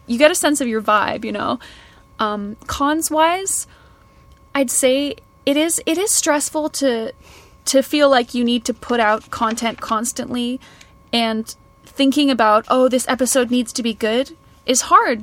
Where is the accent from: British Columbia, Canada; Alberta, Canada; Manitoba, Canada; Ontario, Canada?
British Columbia, Canada; Kelowna; now in United Kingdom; I grew up in a town outside of Vancouver called Kelowna